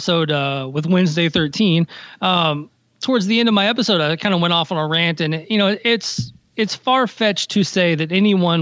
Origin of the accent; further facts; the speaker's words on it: Nashville, Tennessee, United States; moved away; I grew up in Nashville, that's my hometown